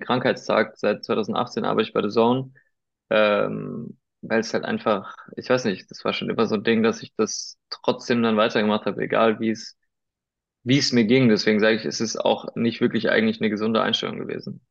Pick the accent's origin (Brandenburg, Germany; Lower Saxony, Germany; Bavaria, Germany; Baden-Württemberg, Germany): Baden-Württemberg, Germany; Weinheim; first language Spanish; German is a second language; moved away as an adult; also born or lived in Heidelberg / Spain (ancestry); now in Munich, Germany; ich komm, ich bin in Weinheim geboren, also äh, in der Nähe von Heidelberg